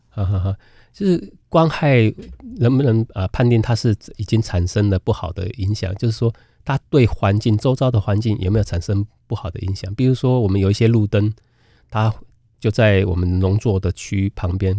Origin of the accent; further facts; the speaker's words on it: Keelung, Taiwan; 我小的时候是住在基隆